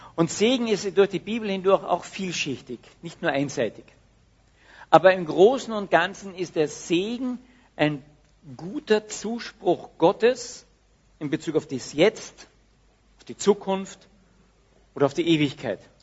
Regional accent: Austria; Dass wir als Österreicher so berühmt sind

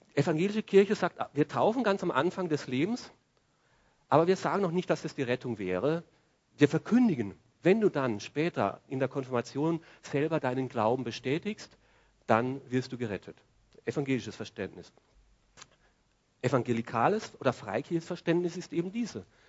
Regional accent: Austria; bei uns in Österreich

